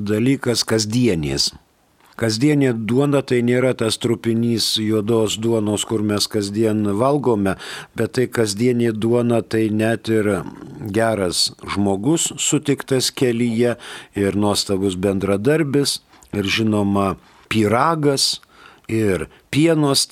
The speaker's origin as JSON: {"language": "Lithuanian", "country": "Lithuania", "said": "mes lietuviai nesakom Casparas, mes sakom Kasparas."}